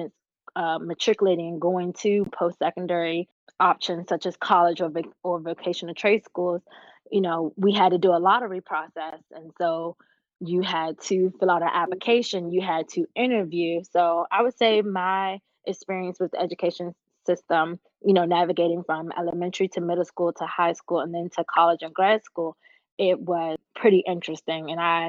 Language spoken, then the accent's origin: English; Washington, District of Columbia, United States; I guess my experience in navigating the school system has been pretty interesting, especially growing up in Washington, D.C.